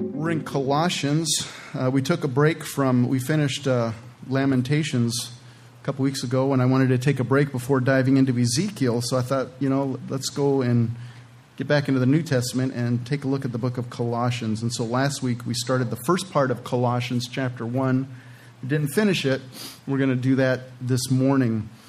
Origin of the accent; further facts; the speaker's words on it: California, United States; moved away; I'm originally from California